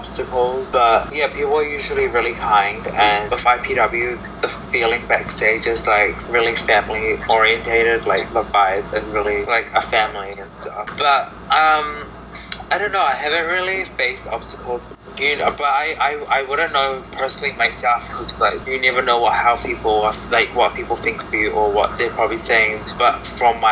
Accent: Auckland, New Zealand; also born or lived in Samoa; I was born in Samoa, but I was raised here in Auckland, New Zealand from a young...

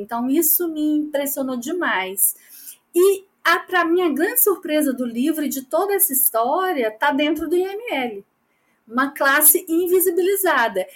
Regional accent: Minas Gerais, Brazil; eu sou uma jornalista mineira

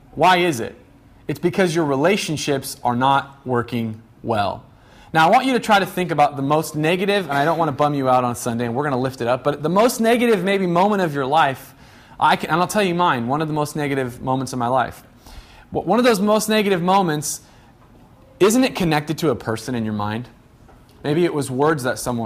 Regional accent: Medford, Oregon, United States; I grew up in Medford

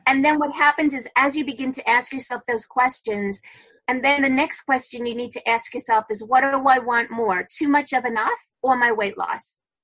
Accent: New York City, New York, United States; I'm originally from Brooklyn

